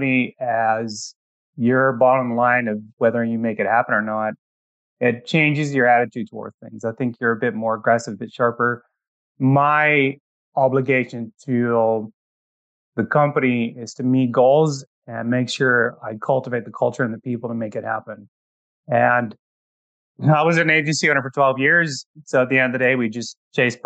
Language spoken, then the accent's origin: English; Netherlands; English is a second language; moved away as an adult; now in Canada; I'm actually originally from the Netherlands